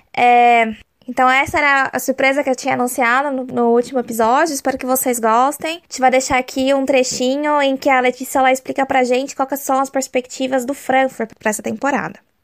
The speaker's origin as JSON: {"language": "Portuguese", "country": "Brazil", "said": "eu sou brasileira"}